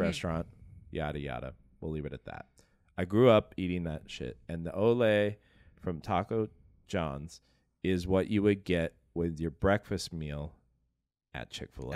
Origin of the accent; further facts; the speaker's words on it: Atlanta, Georgia, United States; I grew up in Atlanta